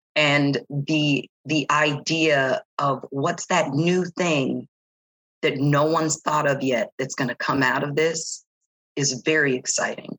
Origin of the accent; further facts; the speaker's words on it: San Diego, California, United States; moved away as an adult; San Diego is my hometown